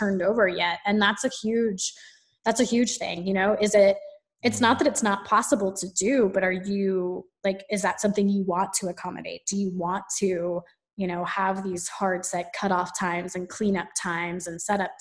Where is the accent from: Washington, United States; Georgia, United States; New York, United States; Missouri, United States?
Georgia, United States; Atlanta; moved away as an adult; now in Asheville, United States; I grew up in Atlanta